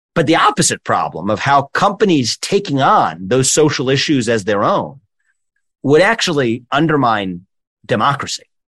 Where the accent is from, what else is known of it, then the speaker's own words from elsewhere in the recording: Cincinnati, Ohio, United States; also born or lived in Columbus, Ohio; born and raised in Cincinnati.